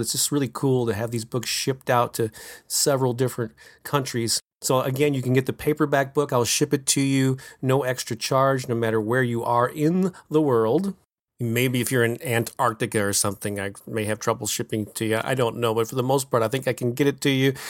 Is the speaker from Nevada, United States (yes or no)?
no; St. Louis, Missouri, United States; my hometown of Saint Louis, Missouri